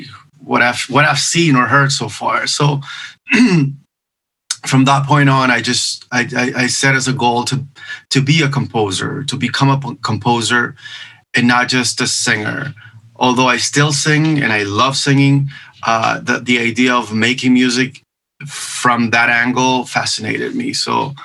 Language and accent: English; Venezuela; first language Spanish; English is a second language; moved away as an adult; also born or lived in Miami, United States; now in Los Angeles, United States; in my country, I'm from Venezuela, I participated in a few TV shows